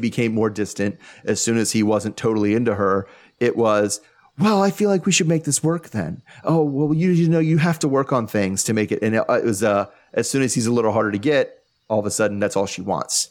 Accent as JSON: {"language": "English", "country": "United States", "said": "I'm from America"}